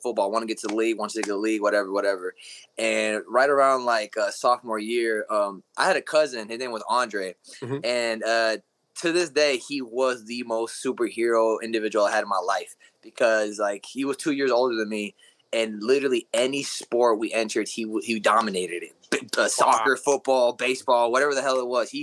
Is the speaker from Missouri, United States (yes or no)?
yes; Kansas City, Missouri, United States; also born or lived in Ciudad Juárez, Mexico; I was born in Juarez, Mexico. And I moved up here when I was 4 in Kansas City area